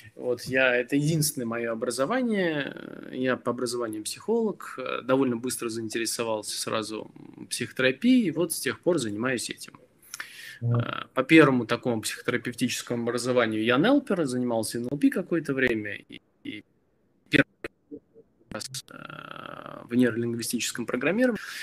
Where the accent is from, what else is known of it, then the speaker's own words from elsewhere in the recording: Belarus; moved away; я родом из Беларуси